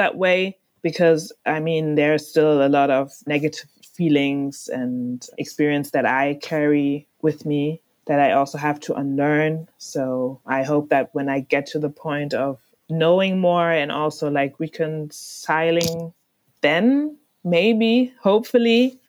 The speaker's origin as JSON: {"language": "English", "country": "Ghana", "said": "I still have to wrap my round ahead being Ghanaian, I think, and what it means to be a Ghanaian. I would say I feel at the most like more Ashanti or Fanti than Ghanaian and than African."}